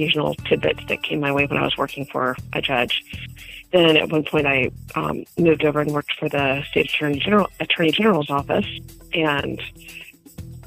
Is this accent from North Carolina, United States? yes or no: yes; Durham, North Carolina, United States; moved away; also born or lived in Westchester County, New York; I grew up in Durham, North Carolina.